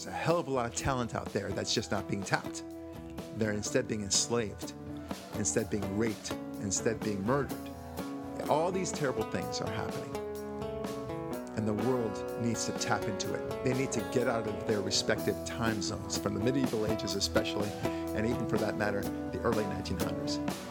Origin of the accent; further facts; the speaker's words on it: United States; We are American.